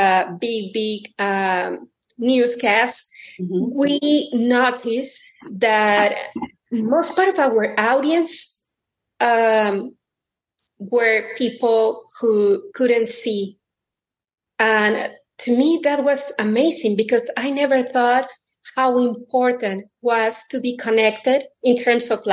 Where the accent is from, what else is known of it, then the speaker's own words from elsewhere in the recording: Mexico City, Mexico; moved away as an adult; also born or lived in Indiana; now in Omaha, United States; I'm originally from Mexico City. I came to Omaha, Nebraska in 2003